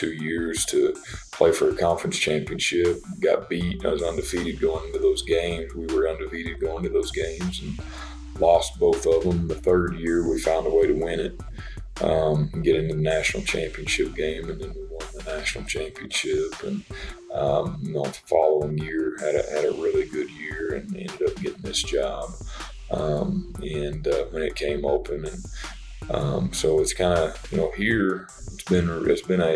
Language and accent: English; Beaver, Oklahoma, United States; I'm an Oklahoma kid. I grew up here in the state. I grew up in Beaver, Oklahoma.